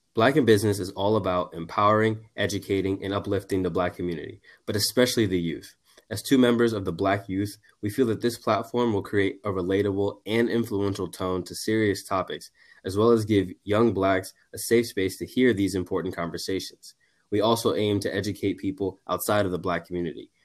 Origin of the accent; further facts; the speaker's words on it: Miami, Florida, United States; I'm from Miami, Florida